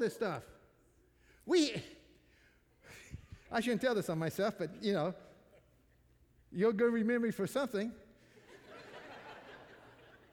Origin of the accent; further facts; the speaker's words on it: Missouri, United States; I'm from Missouri